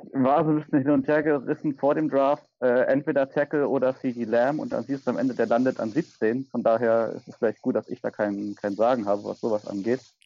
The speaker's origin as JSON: {"language": "German", "region": "Berlin", "country": "Germany", "said": "komme aus Berlin und wohne in Berlin"}